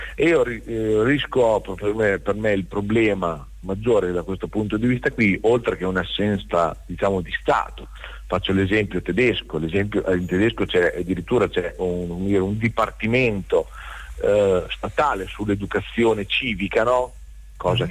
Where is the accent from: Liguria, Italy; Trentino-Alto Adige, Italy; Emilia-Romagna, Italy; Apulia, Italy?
Emilia-Romagna, Italy; Rimini; Noi siamo di Rimini